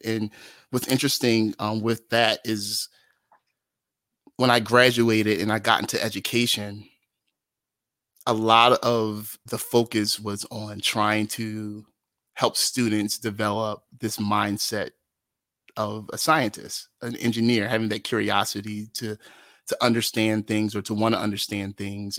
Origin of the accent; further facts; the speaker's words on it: Atlantic City, New Jersey, United States; moved away as an adult; also born or lived in Brigantine, New Jersey / Philadelphia, Pennsylvania; I was born and raised in Atlantic City, New Jersey.